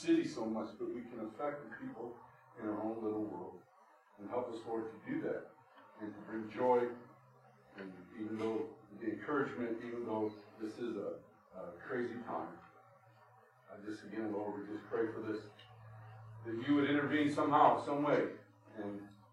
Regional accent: United States; we as American people

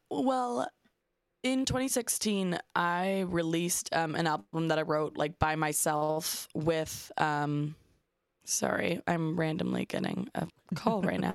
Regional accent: Toronto, Ontario, Canada; I'm from Canada, I'm from Toronto

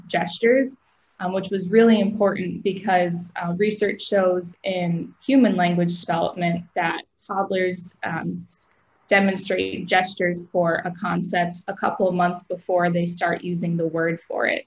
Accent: Aurora, Illinois, United States; moved away as an adult; also born or lived in Cleveland, Ohio; I grew up in Aurora, Illinois

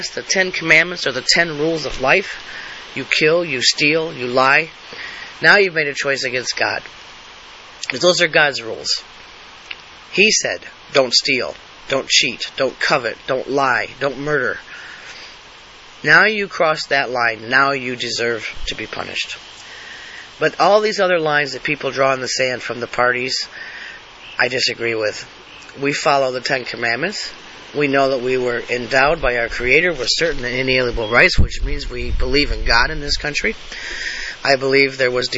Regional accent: United States; I'm an American. I was born American. I live as an American

